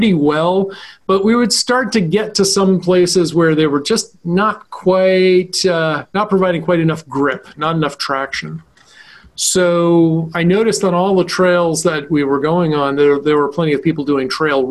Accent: Vermont, United States; growing up in Vermont, we never had air conditioning

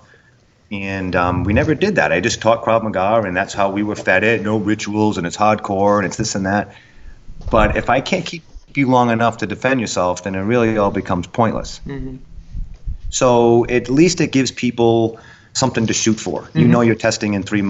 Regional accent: Rhode Island, United States; moved away; I'm from Rhode Island originally.

